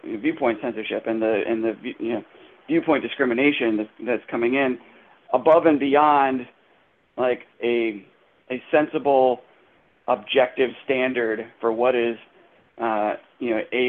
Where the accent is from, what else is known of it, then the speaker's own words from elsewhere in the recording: Hanover County, Virginia, United States; I'm from Hanover